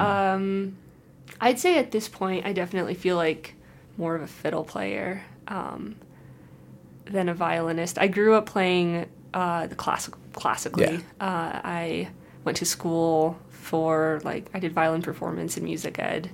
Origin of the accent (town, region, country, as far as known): Holland, Michigan, United States; born or raised there; moved away